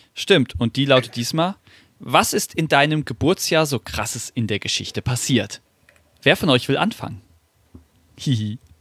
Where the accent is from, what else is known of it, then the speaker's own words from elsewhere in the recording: Wiesbaden, Hesse, Germany; ich bin ja leider, äh, leider in Wiesbaden geboren worden